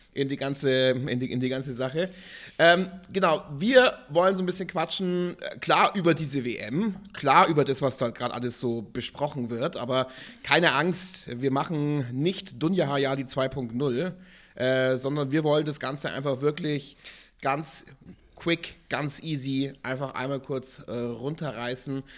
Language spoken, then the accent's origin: German; Germany; bei uns in Deutschland